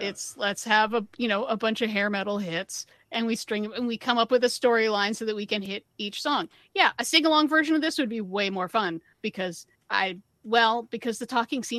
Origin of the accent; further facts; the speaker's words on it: United States; accent: American; my American accent